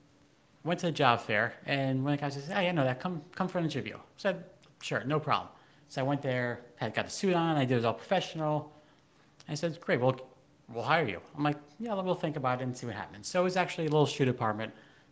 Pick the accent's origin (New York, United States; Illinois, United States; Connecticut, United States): Connecticut, United States; Hamden; also born or lived in New Haven, Connecticut / North Haven, Connecticut; I was actually born in Yale, New Haven Hospital. Grew up the first couple of years in North Haven. Nice little town in here. Most of my life was in Hamden afterwards.